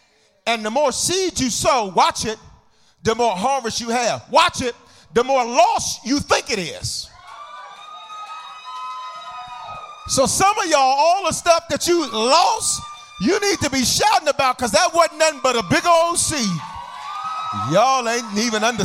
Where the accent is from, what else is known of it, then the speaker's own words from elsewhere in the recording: the South, United States; I'm from the South, so we say babe on the end stuff.